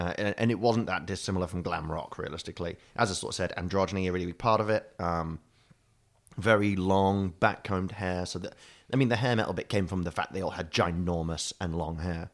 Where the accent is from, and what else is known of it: United Kingdom